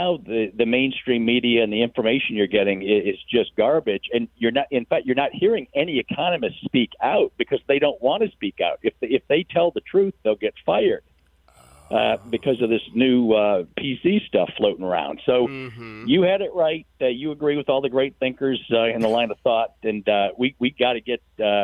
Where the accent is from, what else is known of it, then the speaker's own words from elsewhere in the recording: Midwest, United States; moved away as an adult; now in Virginia, United States; I'm from the Midwest